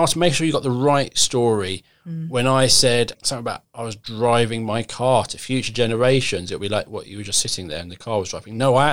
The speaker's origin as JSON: {"language": "English", "town": "Croydon", "region": "London", "country": "United Kingdom", "tie": "born or raised there", "said": "I grew up in Croydon"}